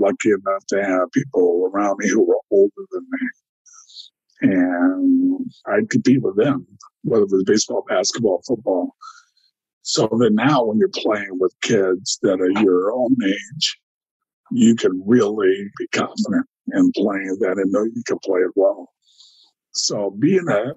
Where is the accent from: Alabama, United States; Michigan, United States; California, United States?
California, United States; Elk Grove; I grew up in California. I went to this high school, Elk Grove, California